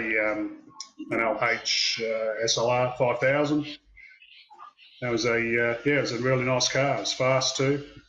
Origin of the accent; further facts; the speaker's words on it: Wales, United Kingdom; And, we grew up over in Wales in the UK, and he would, he'd always be working on his car and repairing it himself.